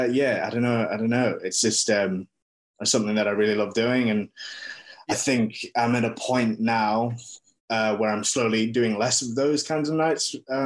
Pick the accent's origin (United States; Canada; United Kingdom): United Kingdom; Wakefield, Yorkshire and the Humber; accent: British; moved away as an adult; also born or lived in Australia; now in New Zealand; I'm Samoan and Māori, but I grew up in England, and I moved to New Zealand 3 years ago to pursue filmmaking